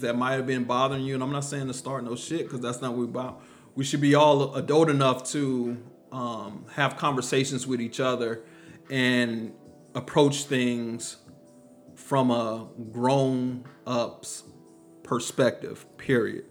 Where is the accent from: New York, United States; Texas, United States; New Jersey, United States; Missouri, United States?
Texas, United States; I'm from Texas